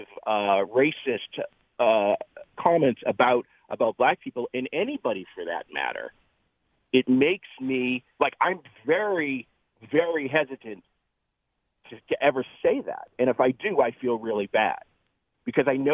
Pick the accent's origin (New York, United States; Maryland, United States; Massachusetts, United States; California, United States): Massachusetts, United States; Boston; I'm from Boston, and I'm 52